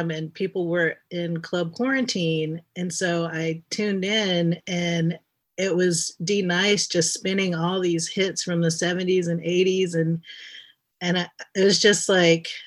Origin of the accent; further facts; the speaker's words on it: the South, United States; I'm from the South. We tell stories.